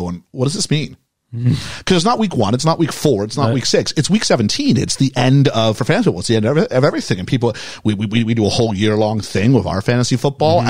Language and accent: English; Montreal, Quebec, Canada; my hometown, Montreal, Quebec, Canada.